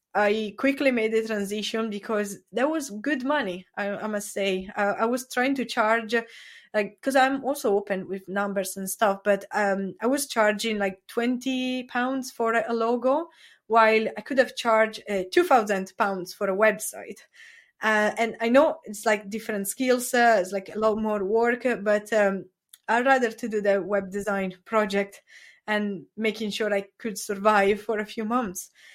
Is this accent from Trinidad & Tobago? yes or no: no; Italy; English is a second language; now in Brighton, United Kingdom; I am originally from Italy